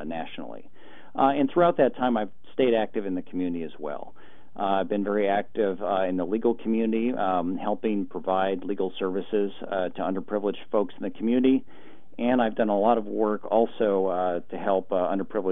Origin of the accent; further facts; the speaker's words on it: Portland, Oregon, United States; I grew up in Portland and went to Portland Public Schools